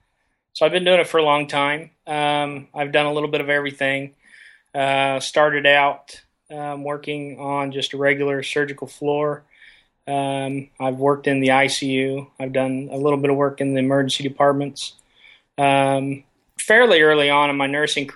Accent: Cloverdale, Indiana, United States; I've been raised and live in a small town called Cloverdale, Indiana.

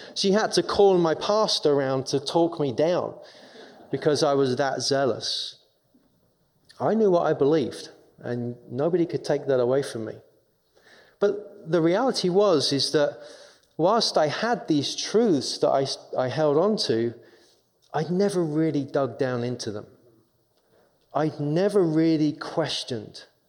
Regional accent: London, United Kingdom; accent: English; moved away as an adult; now in Minnesota, United States; I'm from England. I'm born and raised in London

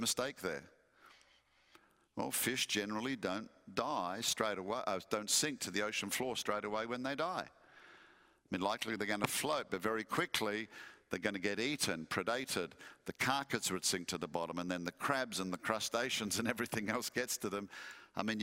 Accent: Western Australia, Australia; moved away; also born or lived in Perth; my home state of Western Australia

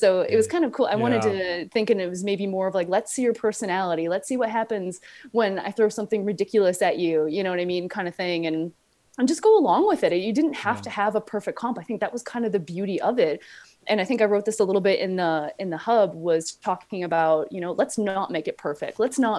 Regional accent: Spain; I'm from Spain.

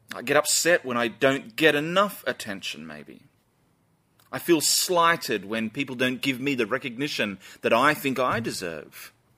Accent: Australia; Us Aussies are pretty proud people

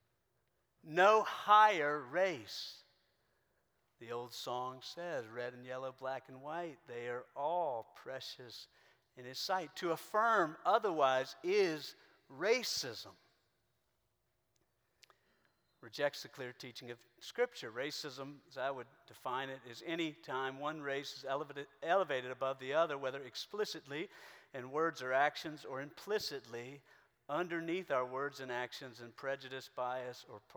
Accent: South Carolina, United States; I grew up in South Carolina.

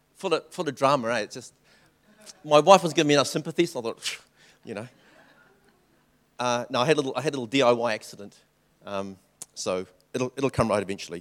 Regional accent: New Zealand; also born or lived in Taishan (family); I'm Chinese. I was born in New Zealand

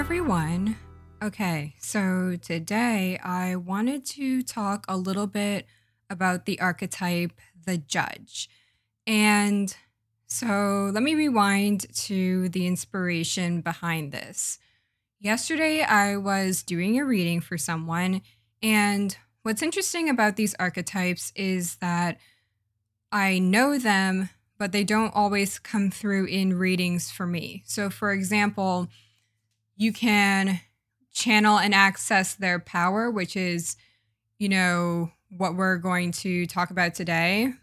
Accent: United States; also born or lived in Jamaica; as a Jamaican American woman

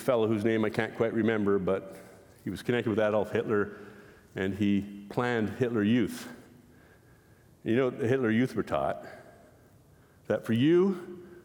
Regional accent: Canada; we're Canadian

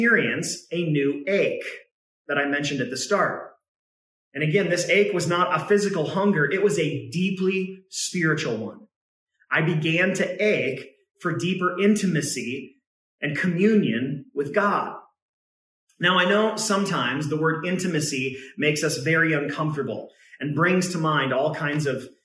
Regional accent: Northern California, United States; also born or lived in Oregon; my mom and my brother and I moved from Oregon down to Northern California to be closer to my grandfather

